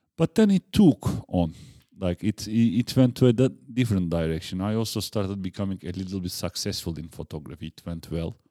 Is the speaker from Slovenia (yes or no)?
no; Bursa, Turkey; English is a second language; moved away as an adult; now in Prague, Czech Republic; I, I'm from Turkey